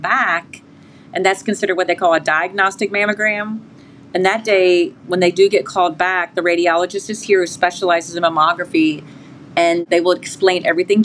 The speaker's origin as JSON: {"language": "English", "region": "Maryland", "country": "United States", "said": "I'm from Maryland"}